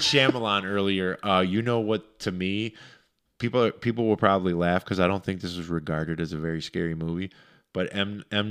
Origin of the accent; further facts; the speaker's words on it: Romulus, Michigan, United States; growing up in Romulus, we had, we would go into the woods as kids all the time